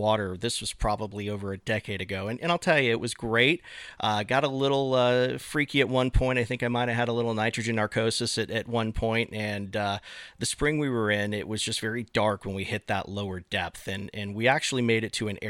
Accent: Florida, United States; growing up in Florida, I've swam in my fair share of canals and lakes

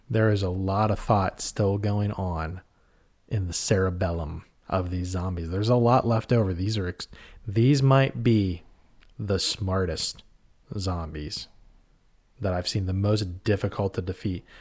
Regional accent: Pittsburgh, Pennsylvania, United States; we're from the Pittsburgh area, Western Pen-, Pennsylvania

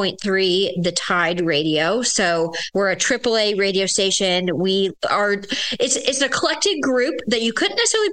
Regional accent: Williamsburg, Virginia, United States; I'm from Williamsburg. I've been here since fourth grade

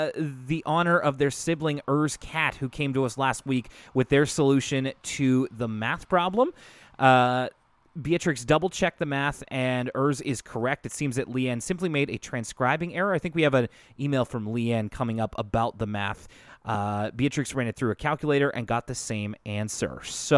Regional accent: Detroit, Michigan, United States; I'm from Detroit, Michigan, and there's kind of an extra Arthur Canadian connection.

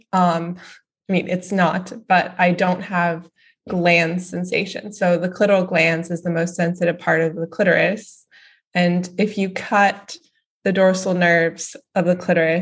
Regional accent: Dallas, Texas, United States; I grew up in Dallas, Texas.

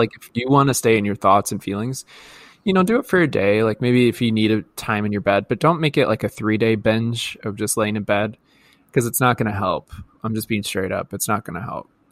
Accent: Midwest, United States; accent: Midwest; my Midwest accent.

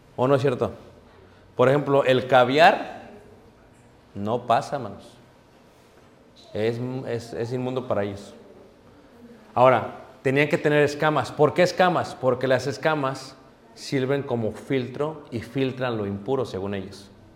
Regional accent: Mexico; como mexicanos

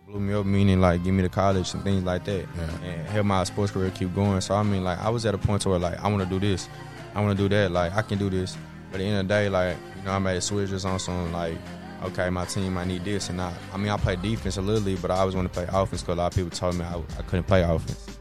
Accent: Dallas, Texas, United States; I'm from Dallas, so I'm from Texas.

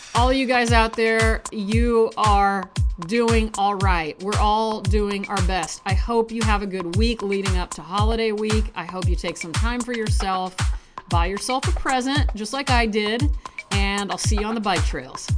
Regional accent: United States; accent: American; my hideous American accent

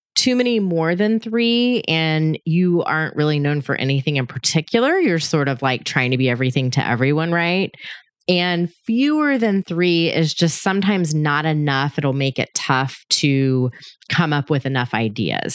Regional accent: Georgia, United States; my home state of Georgia

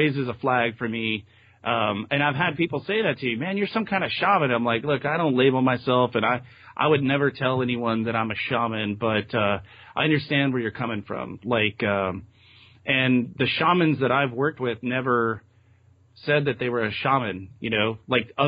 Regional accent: Texas, United States; moved away as an adult; now in Eugene, United States; I'm from Texas originally

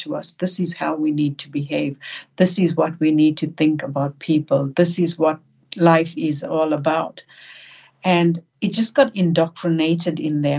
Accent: South Africa; also born or lived in New Zealand / Australia; now in Sydney, Australia; growing up in South Africa under the apartheid regime and then moving to New Zealand and Australia

